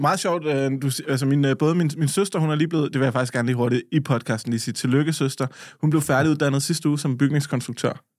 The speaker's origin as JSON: {"language": "Danish", "area": "Lolland", "region": "Zealand", "country": "Denmark"}